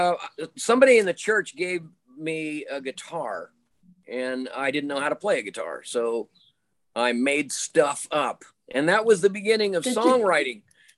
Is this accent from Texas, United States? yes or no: no; Utah, United States; born there; also born or lived in Washington / North Carolina; we lived in Utah. I was born in Utah. We lived in there, and they were from Colorado, my folks. And then we moved to Washington State, and then we moved to North Carolina.